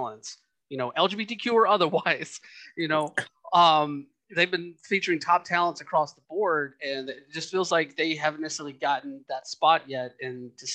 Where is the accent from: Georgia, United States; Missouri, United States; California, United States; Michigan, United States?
Georgia, United States; growing up in Georgia myself